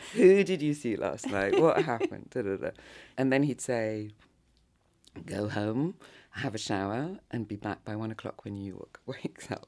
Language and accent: English; London, United Kingdom; moved away as an adult; also born or lived in Japan; now in Paris, France; grew up in, basically in London, between London and the countryside.